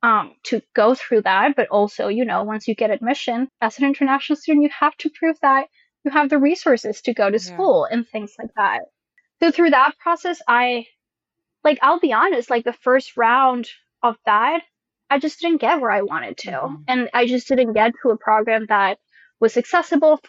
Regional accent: a town outside of Madrid, Community of Madrid, Spain; English is a second language; moved away as an adult; now in United States; I was born in a town outside of Madrid and then grew up also in another town outside of Madrid until I was like 18, which is when I first came to the U.S.

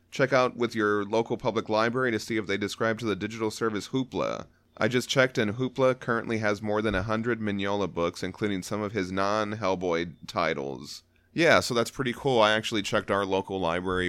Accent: United States; we weren't just dumb Americans that only knew one

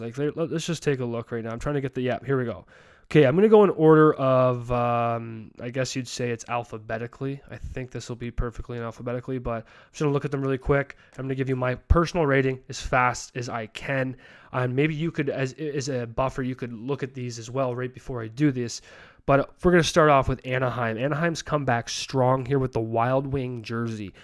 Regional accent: Calgary, Alberta, Canada; moved away as an adult; also born or lived in Ontario; my hometown, Calgary

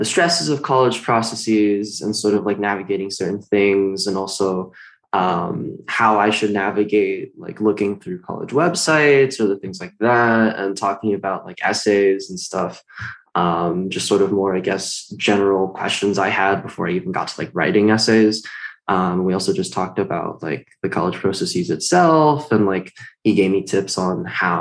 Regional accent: Washington, United States; I am from Washington

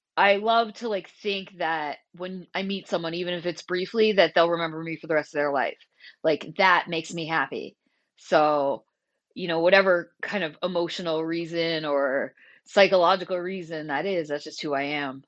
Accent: Vermont, United States; moved away as an adult; also born or lived in Portland, Oregon; I moved back to Vermont from Portland, Oregon in October two thousand nineteen

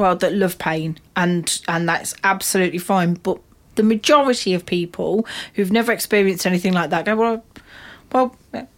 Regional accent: United Kingdom; we're British

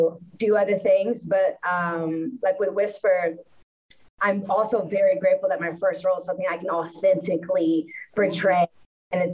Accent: Orange, Texas, United States; I grew up, I'm from Orange, Texas, which is, like, the border of Louisiana

